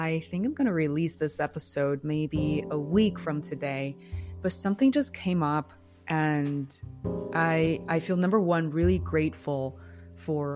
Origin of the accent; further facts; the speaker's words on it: Beijing, China; moved away as an adult; also born or lived in Boston, United States; now in United States; Growing up in Beijing